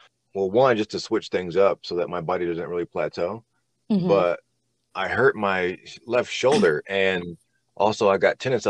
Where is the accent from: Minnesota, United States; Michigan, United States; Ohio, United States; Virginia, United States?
Virginia, United States; Norfolk; I grew up in Virginia in Norfolk area.